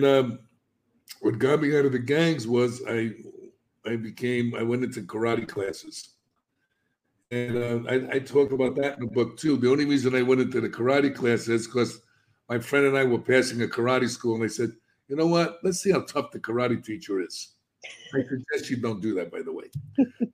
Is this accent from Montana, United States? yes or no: no; New York City, New York, United States; I'm a kid from the South Bronx. I was brought up in an inner city neighborhood in the projects.